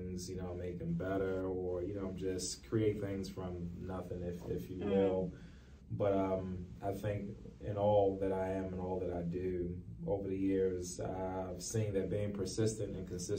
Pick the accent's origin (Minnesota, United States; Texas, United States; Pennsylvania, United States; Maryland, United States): Maryland, United States; Baltimore; I grew up in East Baltimore, place that a lot of people call down the hill